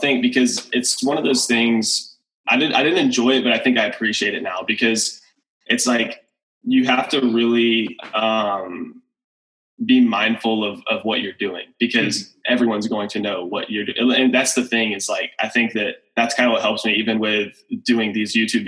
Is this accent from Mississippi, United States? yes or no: no; Decatur, Texas, United States; I grew up in Decatur, Texas